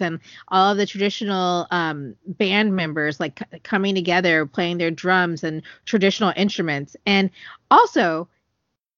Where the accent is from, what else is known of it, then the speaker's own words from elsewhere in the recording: California, United States; I'm from California